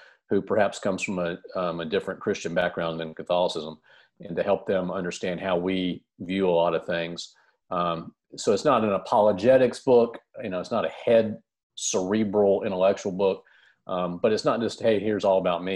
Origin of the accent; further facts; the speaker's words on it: United States; I'm from the United States